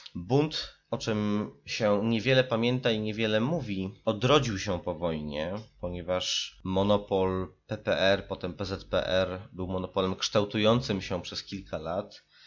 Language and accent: Polish; Warsaw, Masovian Voivodeship, Poland; Warszawę, z której nadaję i która jest moim rodzinnym miastem